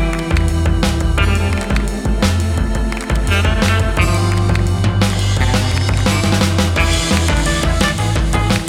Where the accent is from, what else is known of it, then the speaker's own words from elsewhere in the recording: east of Charlotte, rural North Carolina, United States; moved away as an adult; also born or lived in Asheville, North Carolina; now in California, United States; I grew up in rural North Carolina, east of Charlotte, like about an hour